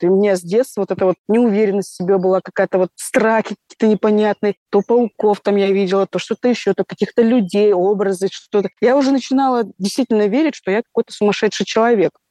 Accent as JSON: {"language": "Russian", "region": "Dagestan", "country": "Russia", "tie": "born or raised there", "said": "Я родом из Дагестана."}